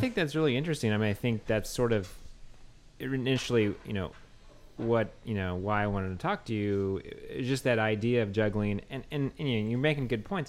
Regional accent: the Northwest, Pacific Northwest, United States; now in New Orleans, United States; I'm from the Northwest

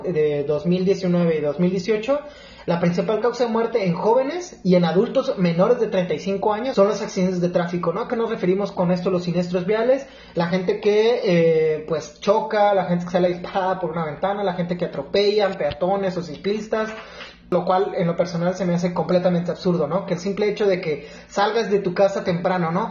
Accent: La Paz, Baja California Sur, Mexico; also born or lived in Guadalajara; Soy de La Paz, Baja California

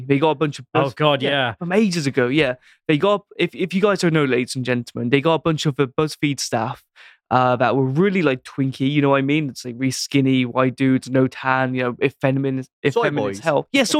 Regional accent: United Kingdom; I'm British.

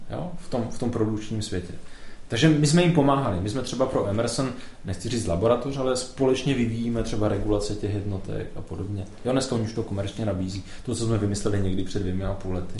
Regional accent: Beskydy mountains, Moravia, Czechia; also born or lived in Ostrava; Já jsem se vzal v Beskydech v horách. Mm-hmm. Jsem z Moravy

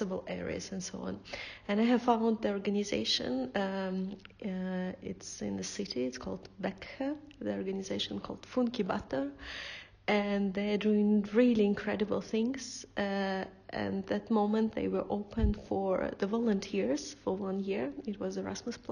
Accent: Russia; moved away as an adult; also born or lived in Moscow, Russia; I came from Russia. 12 years I was living in Moscow.

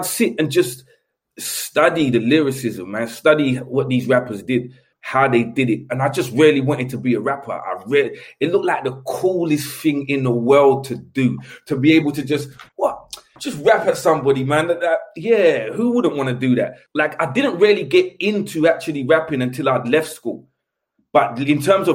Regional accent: London, United Kingdom; The place where I grew up in Elephant was quite famous for like burglars.

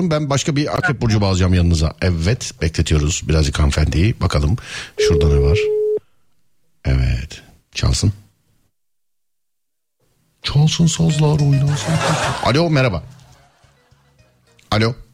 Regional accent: Samsun, Turkey; Denizli, Samsunluyum.

